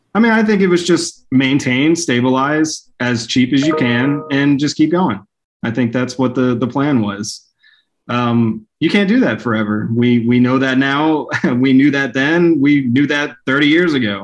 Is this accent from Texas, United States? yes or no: yes; Dallas, Texas, United States; moved away as an adult; also born or lived in Plano, Texas; now in Hot Springs Village, United States; as a kid growing up in Dallas